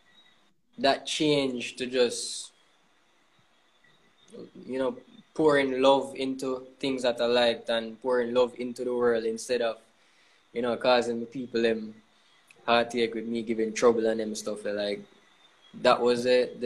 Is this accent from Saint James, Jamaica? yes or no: yes; Montego Bay, Saint James, Jamaica; moved away; Mobe is a small place, right? And as a creative, you know, you're growing up in Mobe